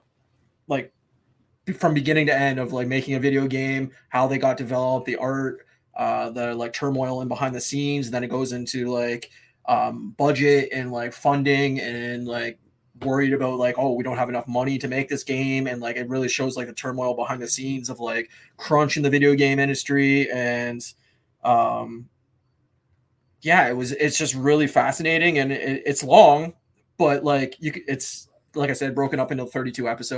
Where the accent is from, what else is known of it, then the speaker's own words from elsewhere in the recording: Windsor, Ontario, Canada; it's my hometown